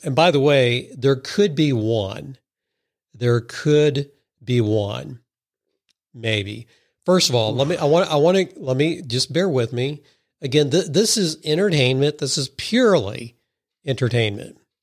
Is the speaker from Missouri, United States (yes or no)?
yes; Missouri, United States; We are Hicks from Missouri, although I would say we are sophisticated Missouri Hicks